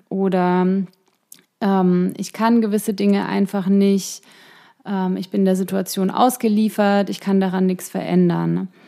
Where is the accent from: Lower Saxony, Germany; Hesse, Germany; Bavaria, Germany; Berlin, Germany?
Bavaria, Germany; Ingolstadt; born or raised there; moved away